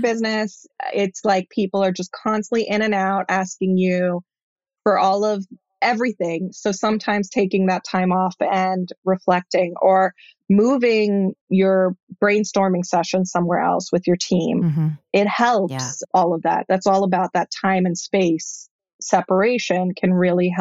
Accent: Israel; I was born in Israel, but my parents were traditional Israelis

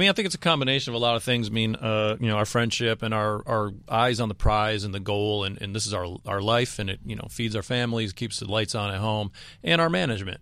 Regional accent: the South, United States; we're four dirtbags from the South

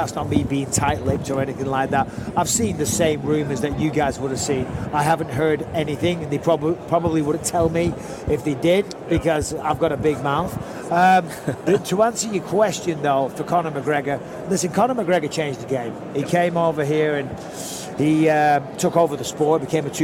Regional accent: Manchester, North West England, United Kingdom

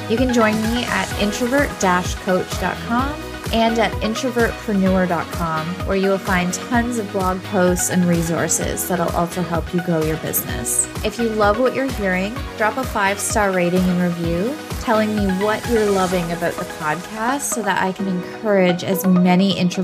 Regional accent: Canada; Canadian crossover too, because we are both Canadian, which is fantastic.

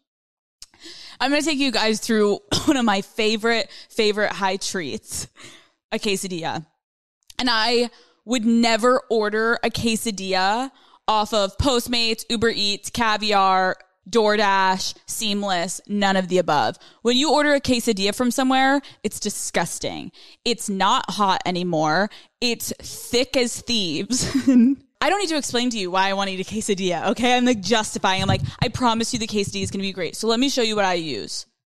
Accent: Northeast, United States; I'm from the Northeast, like, the whole thing

